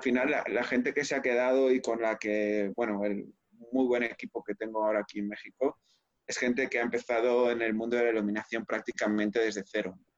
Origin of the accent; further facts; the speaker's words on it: Spain; moved away; also born or lived in Barcelona; en España somos un poco más directos